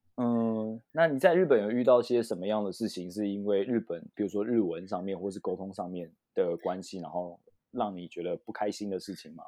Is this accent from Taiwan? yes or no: yes; Taiwan; 我是，我是台湾人这样子